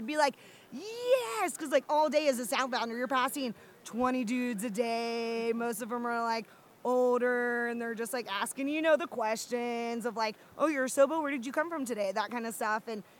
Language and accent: English; Georgia, United States; So I'm from Georgia, and I grew up, like, suction hiking here.